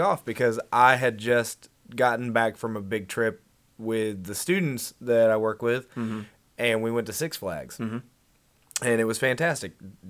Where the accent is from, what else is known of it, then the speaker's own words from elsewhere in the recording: Georgia, United States; I grew up in Georgia